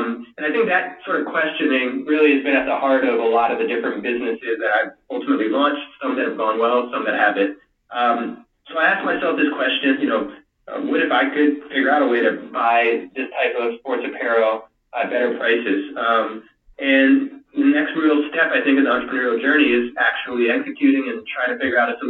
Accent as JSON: {"language": "English", "region": "Louisiana", "country": "United States", "moved": "yes", "said": "I am from Louisiana originally"}